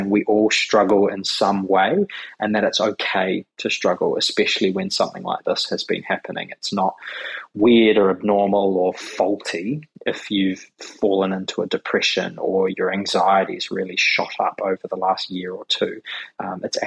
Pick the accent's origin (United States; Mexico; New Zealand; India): New Zealand; also born or lived in Australia; now in Sydney, Australia; in New Zealand where I grew up